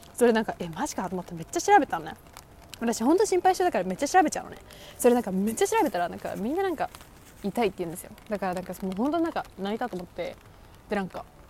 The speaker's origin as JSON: {"language": "Japanese", "country": "Japan", "tie": "born or raised there", "said": "私も多分ずっと日本で育ってきた"}